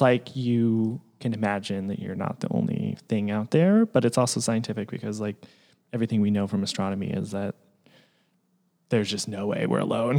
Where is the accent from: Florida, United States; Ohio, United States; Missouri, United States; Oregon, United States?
Oregon, United States; Portland; now in Los Angeles, United States; I grew up in Portland, Oregon